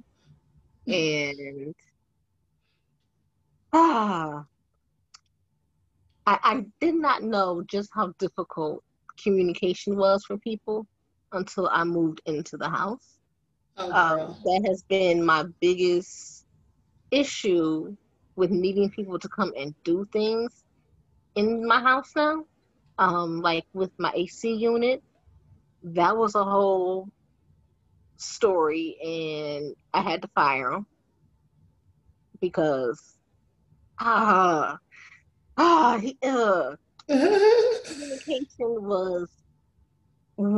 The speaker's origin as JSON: {"language": "English", "town": "Detroit", "region": "Michigan", "country": "United States", "tie": "born or raised there", "said": "I grew up in Detroit"}